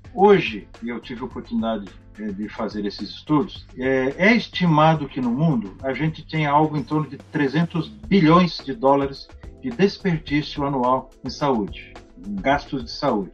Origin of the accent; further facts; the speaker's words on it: Brazil; todos nós somos cidadãos, todos nós somos brasileiros